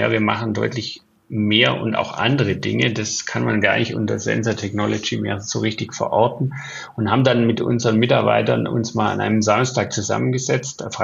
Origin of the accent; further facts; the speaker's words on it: Bavaria, Germany; Ich bin im Allgäu aufgewachsen. Das Wetter hat sich deutlich verändert. Wir haben keinen Schnee mehr.